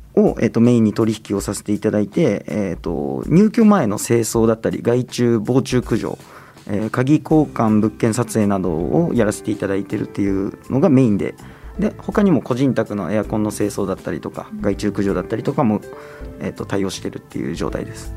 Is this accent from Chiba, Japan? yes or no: yes; Minamibōsō, Chiba, Japan; moved away as an adult; now in Tokyo, Japan; 葉県の南房総の方ですね。下下の方です。南の方